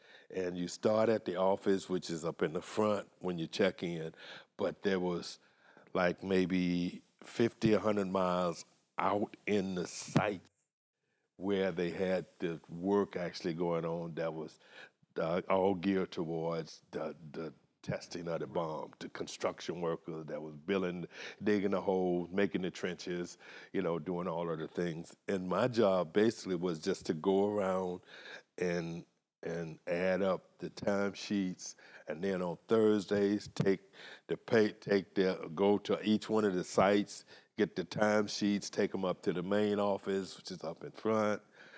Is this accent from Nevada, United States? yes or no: yes; Las Vegas, Nevada, United States; I'm from Las Vegas